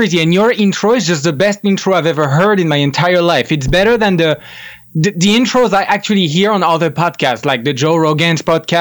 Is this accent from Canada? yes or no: no; France; I am French. I grew up in France. I was born in France.